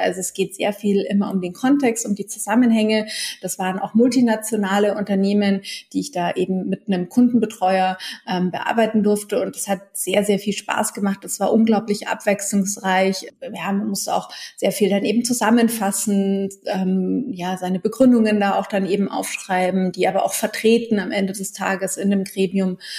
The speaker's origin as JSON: {"language": "German", "town": "Munich", "region": "Bavaria", "country": "Germany", "tie": "born or raised there", "said": "ich bin aufgewachsen im Münchner Süden in Alperlach"}